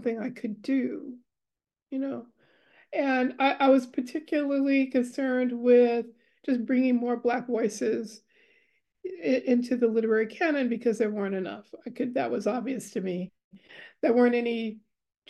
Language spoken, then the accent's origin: English; New York City, New York, United States; also born or lived in Austin, New York; now in West Coast, United States; I'm a Harlem-born girl. So I start off in Harlem. I lived in every borough of New York except for Staten Island at least twice